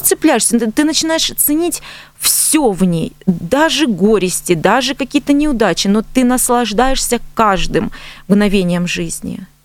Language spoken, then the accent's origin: Russian; Donbas, Ukraine; moved away as an adult; now in Stavropol Krai, Russia; я с Донбасса